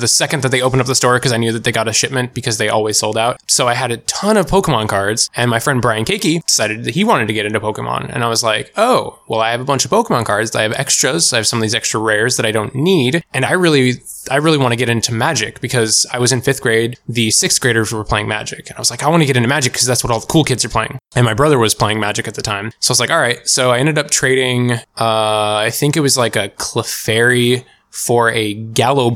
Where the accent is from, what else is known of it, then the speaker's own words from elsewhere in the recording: Washington, United States; I'm born, raised, and have lived my entire 28-year life in Washington State